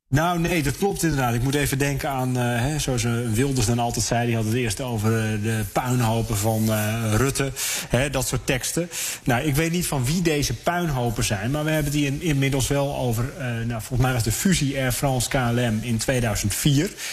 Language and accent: Dutch; Netherlands; wij als Nederlanders